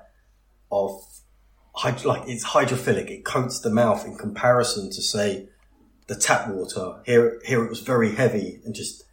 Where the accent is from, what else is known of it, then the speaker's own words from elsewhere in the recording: United Kingdom; being very British